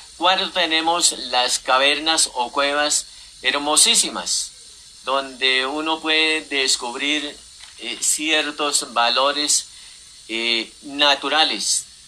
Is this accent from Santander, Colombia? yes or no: yes; Bolívar, Santander, Colombia; moved away; also born or lived in Fusagasugá; mi patria chica como es el pueblo donde nací, Bolívar Santander